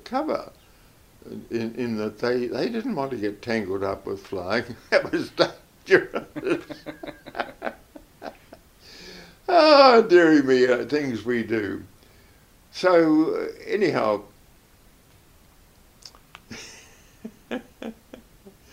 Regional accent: Whanganui, Manawatū-Whanganui, New Zealand; I was born in Whanganui

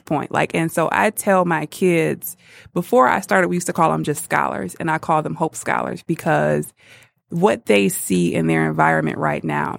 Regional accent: Muskegon Heights, Michigan, United States; moved away as an adult; now in Detroit, United States; I grew up on the best side, Muskegon Heights, and went to Muskegon Heights Public

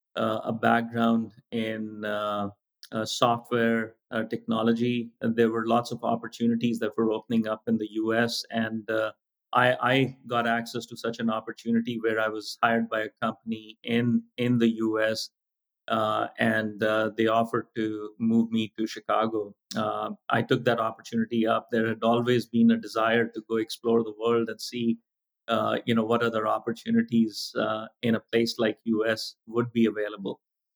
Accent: Delhi, India; As I was growing up, it was, before India went through its wave of opening up the markets to international players and companies.

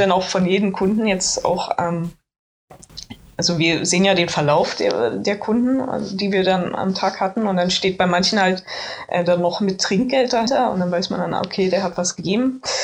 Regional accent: Berlin, Germany; ich, ich komme aus Reinickendorf

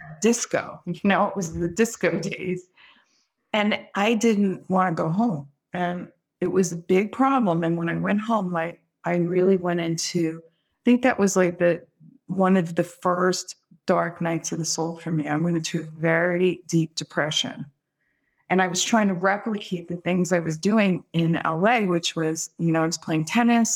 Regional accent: Brooklyn, New York, United States; moved away; also born or lived in California; I'm from Brooklyn

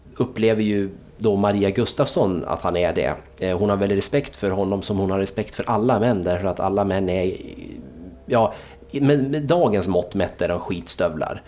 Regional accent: Dalarna County, Sweden; jag är från Dalarna

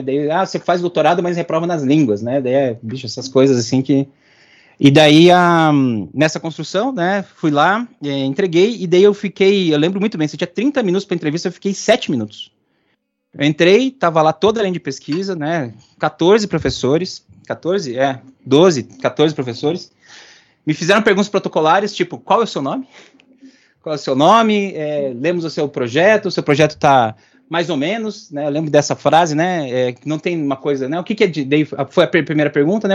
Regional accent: Curitiba, Paraná, Brazil; Eu sou, sou de Curitibano

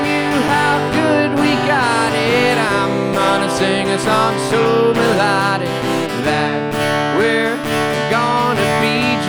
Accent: Appalachia, United States; I'm from Appalachia. That makes it Appalachian music.

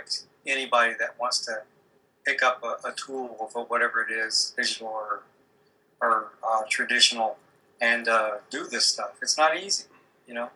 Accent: Deep South, United States; I'm from the Deep South

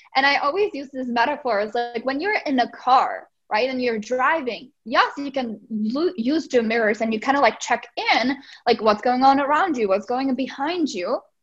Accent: Czechia; English is a second language; moved away as an adult; now in United States; I'm originally from the Czech Republic. So that's why I have a little bit of an accent.

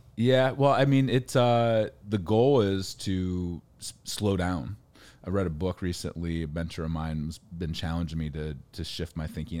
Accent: Ohio, United States; I grew up in Ohio, farm kid, forty-seven acres

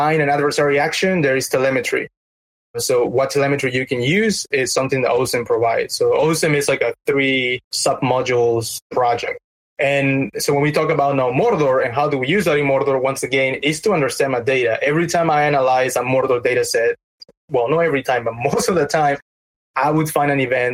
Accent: Peru; moved away; I'm from Peru

